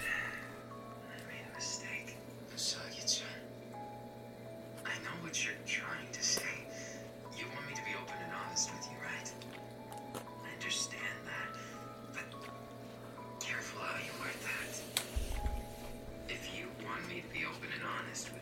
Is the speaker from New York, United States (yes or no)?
yes; New York, United States; I'm from New York